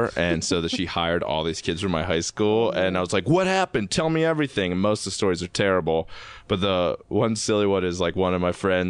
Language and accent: English; Baltimore, Maryland, United States; moved away as an adult; also born or lived in Massachusetts; I'm from Baltimore.